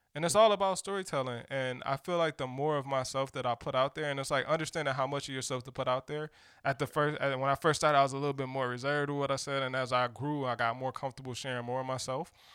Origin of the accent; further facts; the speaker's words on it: Detroit, Michigan, United States; I'm from Detroit